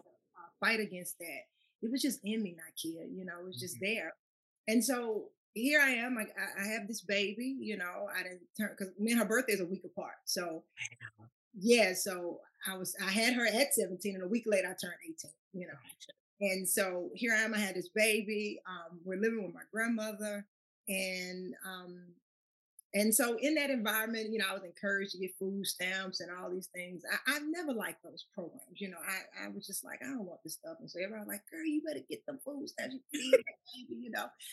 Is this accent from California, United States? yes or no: no; Baton Rouge, Louisiana, United States; moved away as an adult; now in Chicago, United States; being raised in Baton Rouge